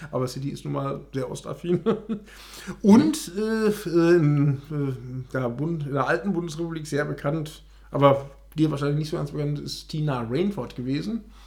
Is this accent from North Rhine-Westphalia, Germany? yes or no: yes; Ruhr area, North Rhine-Westphalia, Germany; bei uns im Ruhrgebiet. Nämlich in Oberhausen